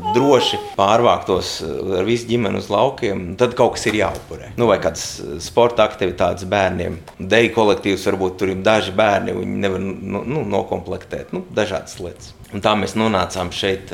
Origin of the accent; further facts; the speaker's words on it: Suntaži Parish, Ogre Municipality, Latvia; now in Cēsis, Latvia; es dzīvoju laukos, es uzaugu Suntežu pagastā.